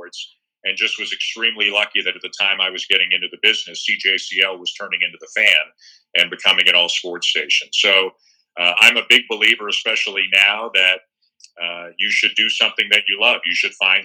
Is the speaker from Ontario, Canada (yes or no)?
yes; Toronto, Ontario, Canada; being from Toronto, I'd be lying if I said that it's not a little bit extra special to cover a team from my hometown